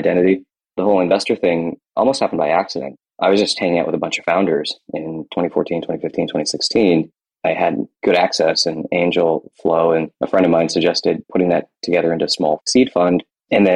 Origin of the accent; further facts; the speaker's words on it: United States; also born or lived in India / Kentucky / Ohio; As an Indian kid in Kentucky and Ohio